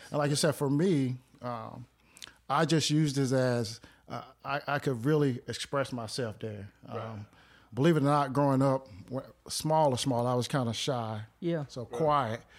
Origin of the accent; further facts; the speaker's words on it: Clayton, North Carolina, United States; moved away as an adult; also born or lived in Greensboro, North Carolina; born and raised in Clayton, North Carolina